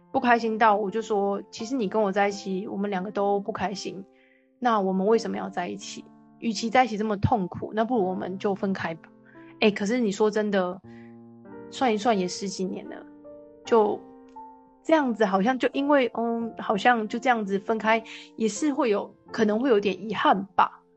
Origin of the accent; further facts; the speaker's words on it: Taiwan; moved away as an adult; also born or lived in Gold Coast, Australia; 快要十年没有回台湾吧